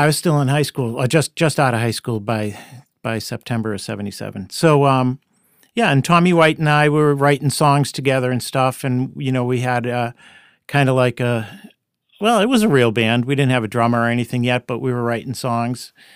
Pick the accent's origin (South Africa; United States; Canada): United States; Boston, Massachusetts; I grew up in Dorchester, uh, Adams Corner neighborhood